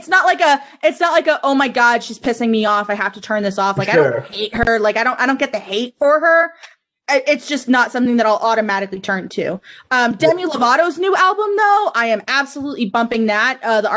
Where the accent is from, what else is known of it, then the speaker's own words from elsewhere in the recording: Miami Fort Lauderdale area, South Florida, United States; also born or lived in Lake Nona; So I grew up in South Florida, so the Miami Fort Lauderdale area. So there was a lot of Latin influence.